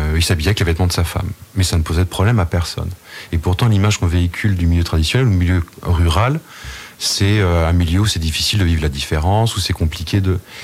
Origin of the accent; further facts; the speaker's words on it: Saint-Martin-sur-Oust, Brittany, France; je suis de Saint-Martin-sur-Oust